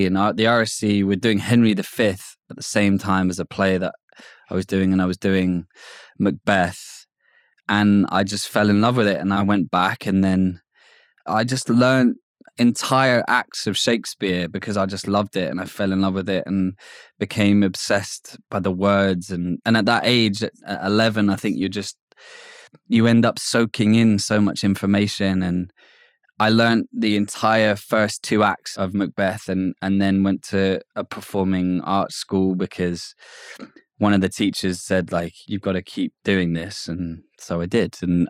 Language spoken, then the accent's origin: English; Hackney, London, United Kingdom; a bit like growing up in Hackney, I thought this was normal.